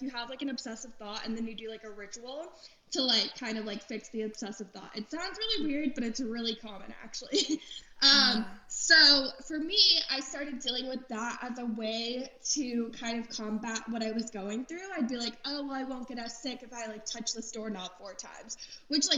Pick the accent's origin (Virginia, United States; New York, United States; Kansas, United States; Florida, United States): Florida, United States; also born or lived in Los Angeles; now in Nashville, United States; I grew up in Florida for the most part